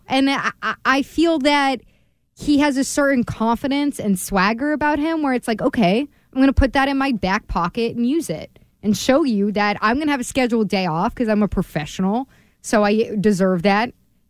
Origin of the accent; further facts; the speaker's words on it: Maryland, United States; I'm from Maryland